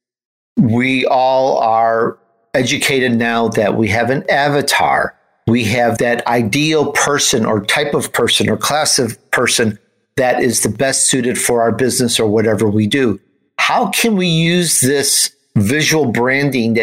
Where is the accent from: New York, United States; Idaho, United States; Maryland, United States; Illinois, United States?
Illinois, United States; Chicago; also born or lived in Italy; You wouldn't know I was Italian mm-hmm. from my accent because I grew up in Chicago